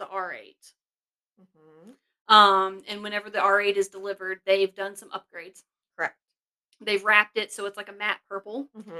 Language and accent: English; the South, United States; I am from the South, obviously.